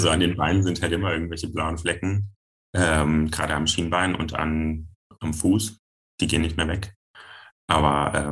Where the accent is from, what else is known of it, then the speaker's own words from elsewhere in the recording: Giessen, Hesse, Germany; ich bin 25 Jahre alt, ich komme aus Gießen und ich bin Pole Dancer.